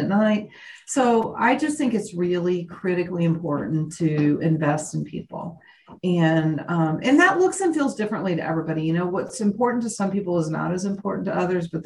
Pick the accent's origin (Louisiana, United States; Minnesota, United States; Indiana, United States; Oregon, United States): Indiana, United States; moved away as an adult; now in Oklahoma, United States; I was born and raised in Indiana